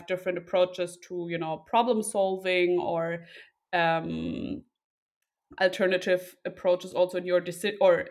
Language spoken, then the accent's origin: English; Berlin, Germany; Two siblings, no pets, from Berlin originally